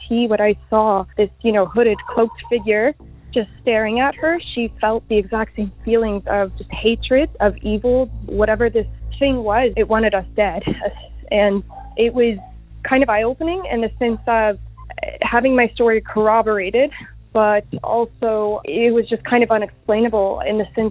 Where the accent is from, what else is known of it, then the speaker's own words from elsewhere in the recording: Houston, Texas, United States; I am from Houston